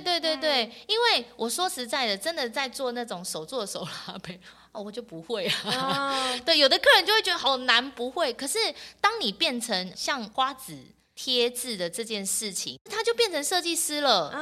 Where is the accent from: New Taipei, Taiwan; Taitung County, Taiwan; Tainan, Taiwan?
New Taipei, Taiwan; Yingge; 我从小在英哥长大